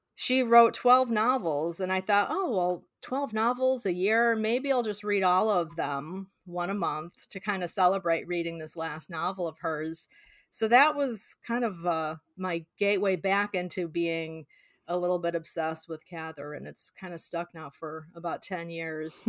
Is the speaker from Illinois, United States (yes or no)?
yes; Illinois, United States; I grew up in Illinois, but spend a lotta time in Nebraska visiting family and friends